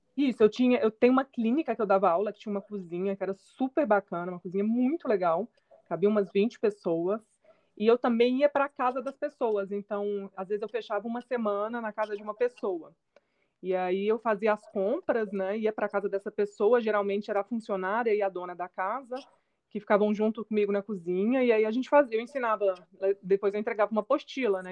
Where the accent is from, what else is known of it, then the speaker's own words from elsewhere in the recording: Belo Horizonte, Minas Gerais, Brazil; eu sou de Belo Horizonte, Minas Gerais